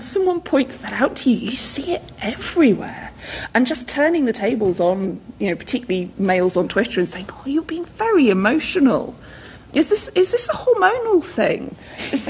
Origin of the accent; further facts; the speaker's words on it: the north of England, United Kingdom; accent: northern; my northern native accent